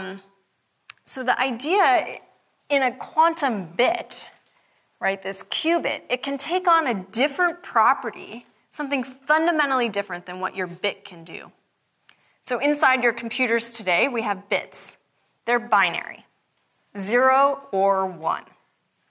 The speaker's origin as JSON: {"language": "English", "town": "Seattle", "region": "Washington", "country": "United States", "said": "I'm from Seattle. It's not sunny a lot."}